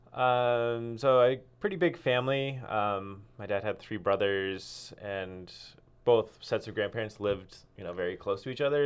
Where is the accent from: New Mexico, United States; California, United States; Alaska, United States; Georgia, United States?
California, United States; Cupertino; now in Ashland, United States; I grew up in Cupertino, Silicon Valley.